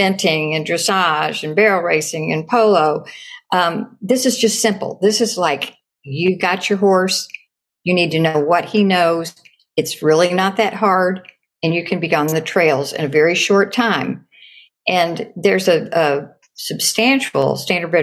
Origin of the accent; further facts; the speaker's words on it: Kentucky, United States; I rode them when I was a kid growing up in Kentucky.